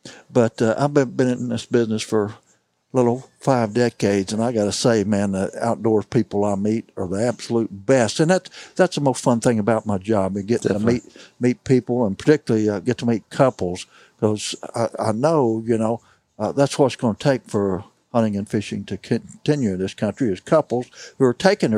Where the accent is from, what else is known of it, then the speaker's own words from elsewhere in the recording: St. James, Missouri, United States; I'm from St. James. I've run into people from Cuba, Steelville, Sullivan. That's all 10 to 30 miles from me.